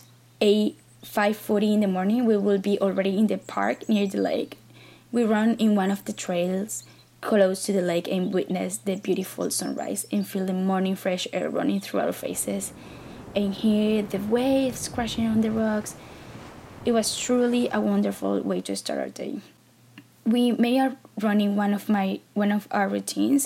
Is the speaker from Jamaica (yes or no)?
no; Maracaibo, Zulia, Venezuela; first language Spanish; English is a second language; moved away as an adult; now in Toronto, Canada; I was born and raised in Maracaibo, Venezuela